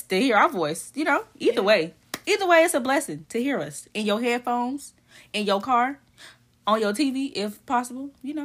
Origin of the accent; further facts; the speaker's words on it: Jacksonville, Florida, United States; I am from Jacksonville